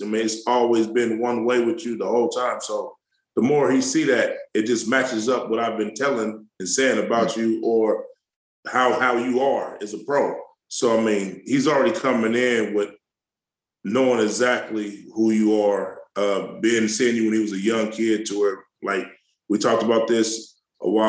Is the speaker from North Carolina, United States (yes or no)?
no; Kansas City, Missouri, United States; I was born in Kansas City, Missouri